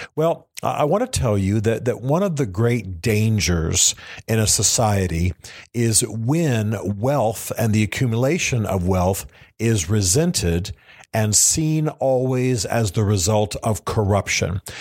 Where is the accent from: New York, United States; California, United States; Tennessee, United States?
Tennessee, United States; my home state of Tennessee